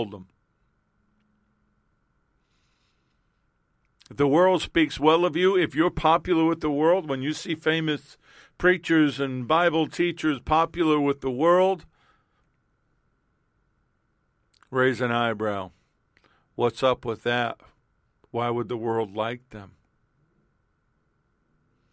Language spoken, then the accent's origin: English; New York City, New York, United States; moved away; I was born and raised in Queens, New York. We lived other places.